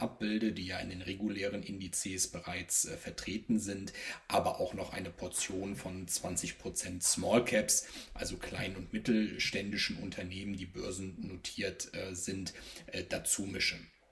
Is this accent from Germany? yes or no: yes; Rhineland, Germany; gebürtiger Rheinländer